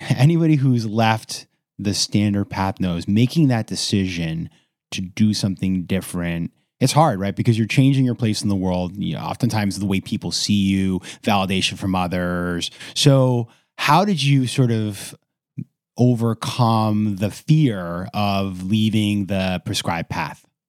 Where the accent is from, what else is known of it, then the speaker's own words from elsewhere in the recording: Maine, United States; my home state of Maine